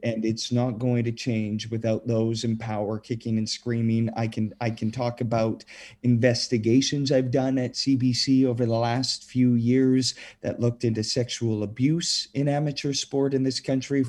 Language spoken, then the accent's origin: English; Saskatchewan, Canada; growing up in Saskatchewan, where, you know, long cold winter nights, we've got the curling rinks